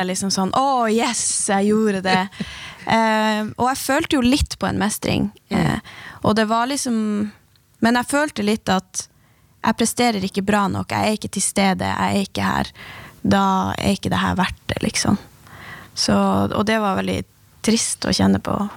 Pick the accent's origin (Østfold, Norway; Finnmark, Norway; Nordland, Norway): Finnmark, Norway; som finnmarkinger